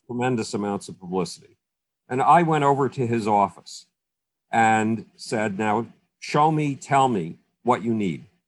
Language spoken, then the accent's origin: English; Buffalo, New York, United States; moved away; my hometown of Buffalo